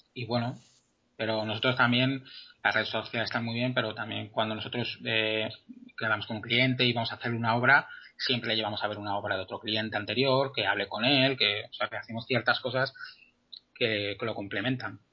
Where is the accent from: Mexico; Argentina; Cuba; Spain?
Spain; Madrid, Community of Madrid; soy arquitecto de, de Madrid